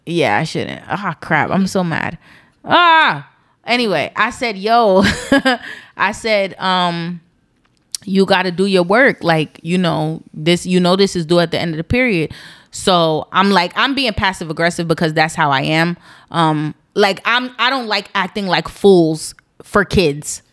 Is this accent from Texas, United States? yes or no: no; East Orange, New Jersey, United States; I'm not a hood baby, but I'm from East Orange, New Jersey.